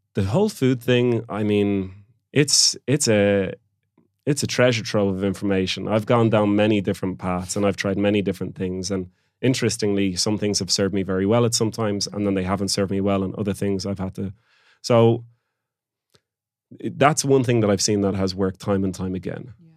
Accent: Oranmore, Connacht, Ireland; moved away; also born or lived in Barcelona, Spain; I'm from Galway as well

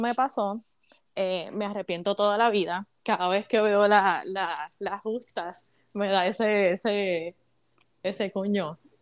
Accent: Caguas, Puerto Rico; moved away as an adult; now in United States; yo nací y me crié en Puerto Rico

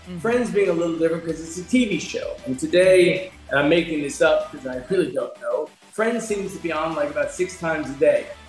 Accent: New York, United States; moved away as an adult; also born or lived in Culver City, California; I'm from New York

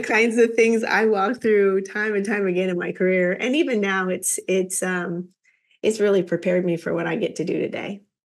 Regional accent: Kansas, United States; Kansas girl

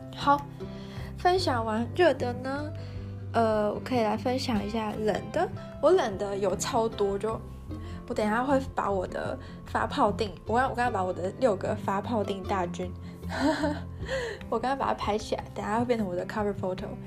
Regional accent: Taiwan; moved away as an adult; now in Germany; 我一直没有回台湾

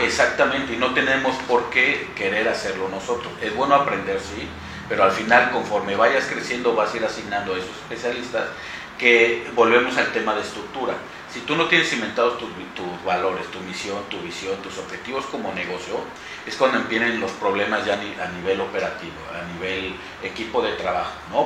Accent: Orizaba, Veracruz, Mexico; moved away as an adult; now in Mexico City, Mexico; Yo soy eh, de Orizaba, ahí viví toda, pues hasta la universidad, me titulé, en cuanto me titulé me fui a, la capital

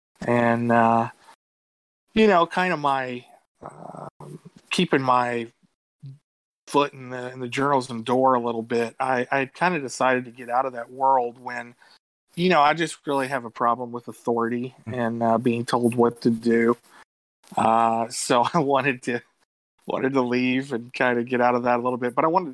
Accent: Louisville, Kentucky, United States; also born or lived in Bowling Green, Kentucky; I live up in the northern part of Kentucky, and I was born and raised in Louisville

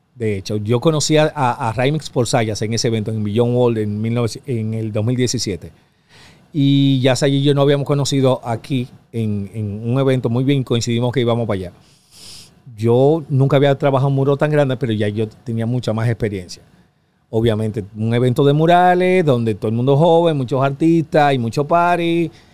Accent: Dominican Republic; soy yo de República Dominicana

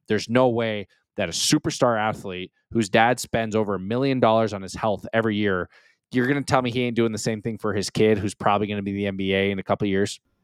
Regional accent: United States; I'm extremely proud and honored to be an American, and I will always represent being American

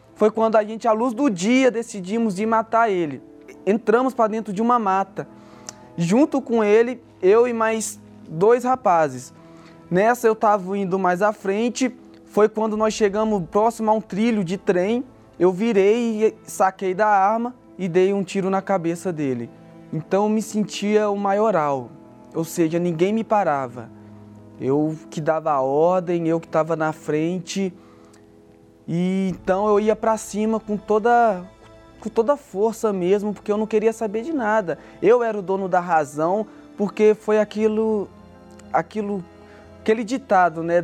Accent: Belo Horizonte, Minas Gerais, Brazil; sou natural de Minas Gerais, Belo Horizonte.

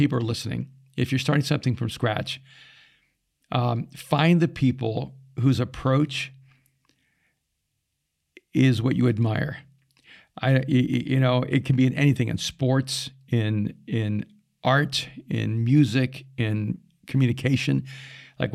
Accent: United Kingdom; realized without even knowing it, I'm up there, you know, being British.

